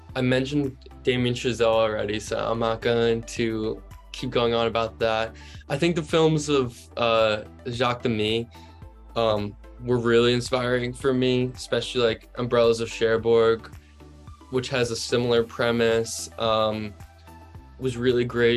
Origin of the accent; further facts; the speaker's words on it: New Jersey, United States; also born or lived in Virginia; I grew up in South Jersey